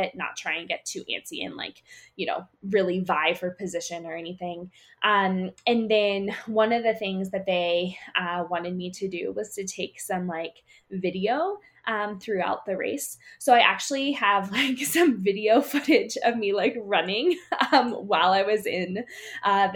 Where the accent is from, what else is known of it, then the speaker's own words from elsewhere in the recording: Pennsylvania, United States; now in Colorado, United States; Growing up in Pennsylvania